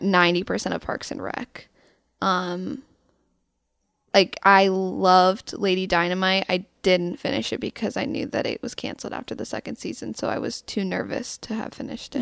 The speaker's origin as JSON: {"language": "English", "town": "Louisville", "region": "Colorado", "country": "United States", "said": "I'm from Louisville, which is a suburb in Boulder County"}